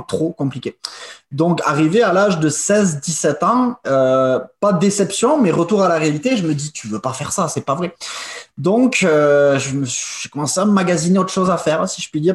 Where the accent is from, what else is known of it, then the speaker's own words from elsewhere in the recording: France; moved away as an adult; also born or lived in England / China; now in Quebec, Canada; je suis né quand même en France et j'ai été euh, born and raised, comme on dit en anglais, en France